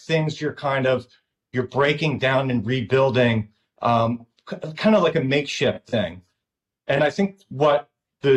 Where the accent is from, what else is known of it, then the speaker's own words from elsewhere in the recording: Delaware County, Pennsylvania, United States; We grew up in Pennsylvania in a, I don't know if you know Delco, but it's kind of a synonymous right outside of West Philadelphia